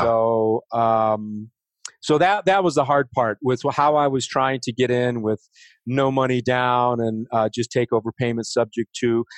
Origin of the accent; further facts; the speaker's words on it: Oak Park, Illinois, United States; moved away as an adult; also born or lived in California; now in Denver, United States; I'm originally from Chicago, uh, west suburbs, Oak Park and uh, River Forest